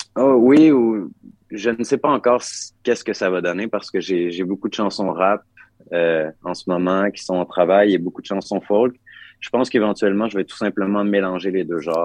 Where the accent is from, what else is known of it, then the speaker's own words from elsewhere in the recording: Quebec, Canada; l'endroit où j'ai grandi